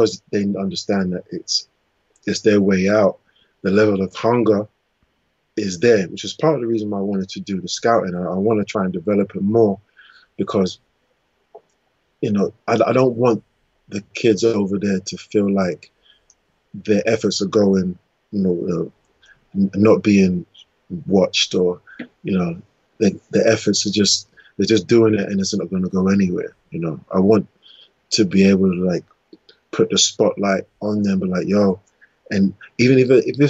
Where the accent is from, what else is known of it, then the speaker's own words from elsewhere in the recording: England, United Kingdom; I was born in England